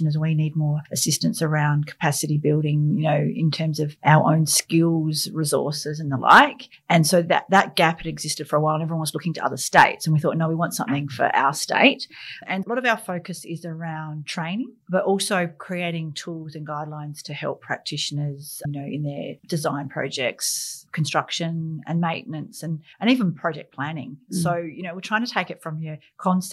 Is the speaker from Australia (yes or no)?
yes; Riverland, South Australia, Australia; I grew up in the Riverland on Murray River.